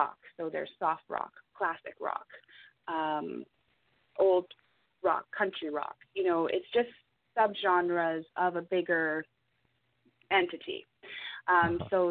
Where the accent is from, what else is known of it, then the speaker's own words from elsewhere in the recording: Ontario, Canada; now in British Columbia, Canada; I'm originally from Ontario as well, but I moved out here.